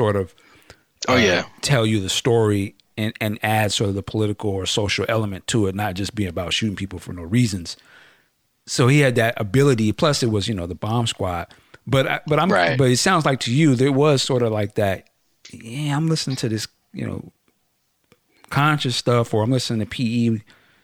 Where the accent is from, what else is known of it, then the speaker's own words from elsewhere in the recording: West Coast, United States; I'm from the West Coast